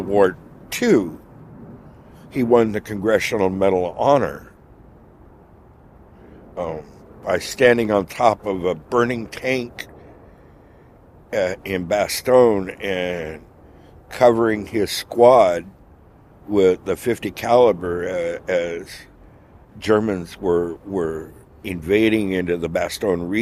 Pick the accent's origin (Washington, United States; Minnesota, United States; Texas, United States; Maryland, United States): Washington, United States; Seattle; I was born here in Seattle.